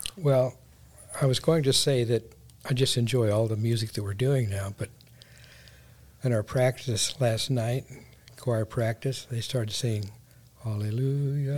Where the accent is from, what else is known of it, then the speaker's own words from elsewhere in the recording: Eugene, Oregon, United States; moved away as an adult; also born or lived in Springfield, Missouri; I was raised in Eugene, Oregon